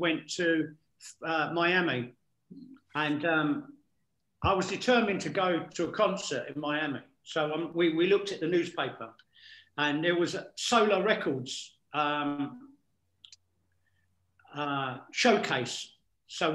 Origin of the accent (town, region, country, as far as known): England, United Kingdom